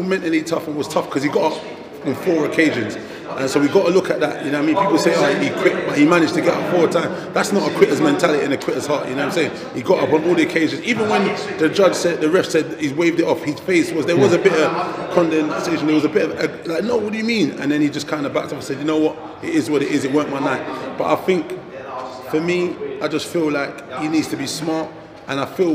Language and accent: English; United Kingdom; as a British guy